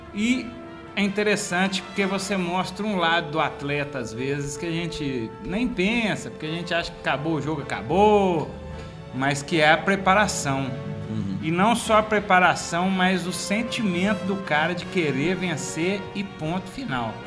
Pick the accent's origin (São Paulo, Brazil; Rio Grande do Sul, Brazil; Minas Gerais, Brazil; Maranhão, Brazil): Minas Gerais, Brazil; Divinópolis; Somos de Divinópolis, Minas Gerais